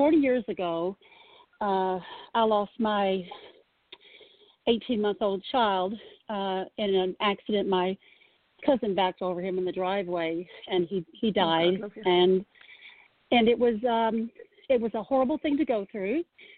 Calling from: Louisville, Kentucky, United States; I'm calling from Louisville.

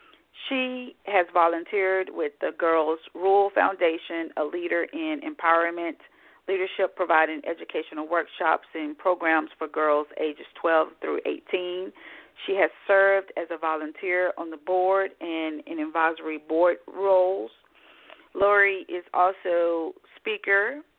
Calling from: Scottsdale, Arizona, United States; I'm in Scottsdale this morning. I'm calling from Scottsdale here to speak with you, so the weather is pretty much the same, no significant differences.

